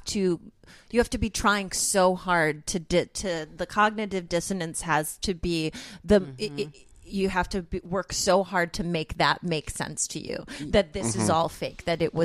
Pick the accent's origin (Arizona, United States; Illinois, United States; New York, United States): Illinois, United States; Chicago; I'm from Chicago